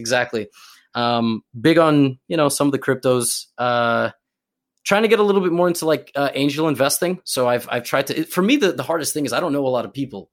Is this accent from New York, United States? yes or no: yes; New York, United States; I'm from New York